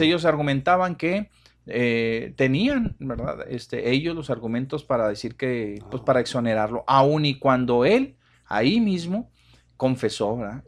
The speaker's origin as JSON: {"language": "Spanish", "country": "Mexico", "said": "nosotros como mexicanos"}